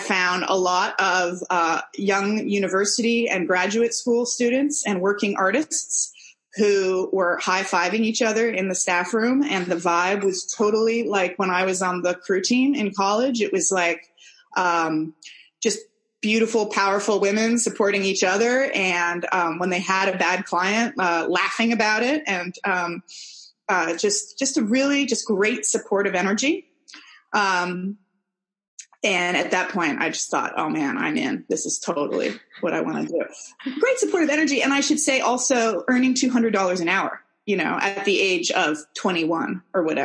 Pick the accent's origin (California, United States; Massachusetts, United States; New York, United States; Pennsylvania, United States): California, United States; San Francisco; moved away as an adult; now in New Zealand; I'm American. I'm from San Francisco, and I moved to New Zealand about 11 years ago